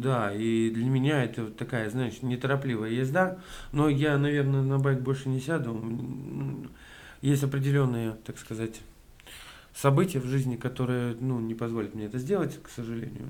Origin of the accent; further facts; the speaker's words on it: Yazykovo, Bashkortostan, Russia; moved away as an adult; also born or lived in Ufa; now in Moscow, Russia; я родился в Уфе, и мы с семьей переехали как раз, вот я в первый класс пошел, а в поселок. угу. Такой маленький поселок, очень, очень приятно вспоминать его, на самом деле. Жил там